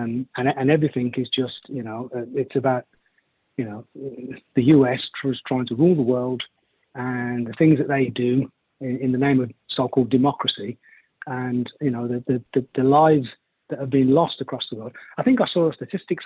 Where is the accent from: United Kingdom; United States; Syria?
United Kingdom; England; also born or lived in Birmingham / Yemen (ancestry); now in Wokingham, United Kingdom; I'm from the United Kingdom. You know, but I'm born in England. I'm not originally from Birmingham. I don't know if you could pick that up in my accent, but I moved down to the southeast of England for work